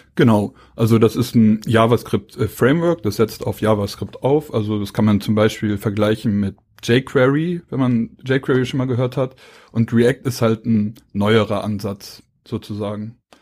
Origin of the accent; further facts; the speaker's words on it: Hamburg, Germany; moved away; Also ich komme aus Hamburg. Ich wohne jetzt hier seit ähm, knapp neun Jahren